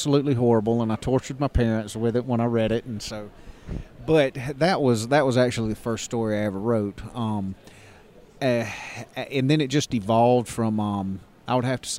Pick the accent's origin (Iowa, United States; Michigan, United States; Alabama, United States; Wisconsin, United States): Alabama, United States; Ozark; This is actually my hometown.